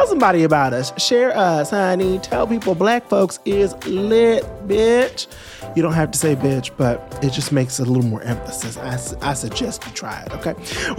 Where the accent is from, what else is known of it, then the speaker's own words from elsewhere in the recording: Trinidad & Tobago; So I'm from Trinidad.